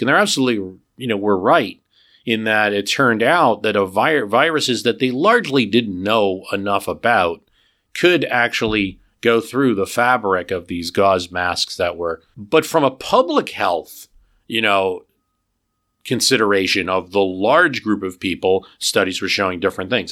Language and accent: English; New Jersey, United States; my home state of New Jersey